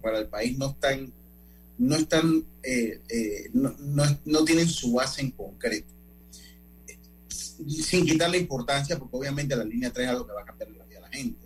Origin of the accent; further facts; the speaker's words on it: Panama; nosotros mismos como panameños